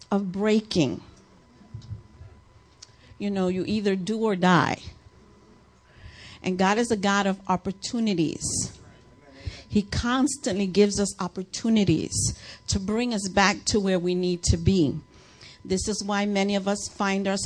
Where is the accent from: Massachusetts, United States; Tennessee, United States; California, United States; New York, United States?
New York, United States; moved away; I'm a New Yorker